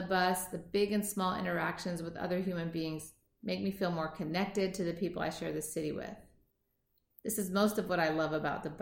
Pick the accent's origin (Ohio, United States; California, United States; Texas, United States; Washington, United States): Washington, United States; Seattle; I was born and raised in Seattle, Washington